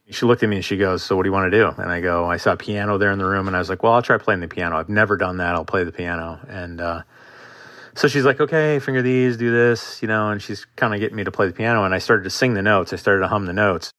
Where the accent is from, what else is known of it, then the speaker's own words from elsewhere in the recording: Marquette, Michigan, United States; moved away as an adult; I am from Marquette, Michigan, originally in the Upper Peninsula of Michigan. Absolutely gorgeous place to grow up.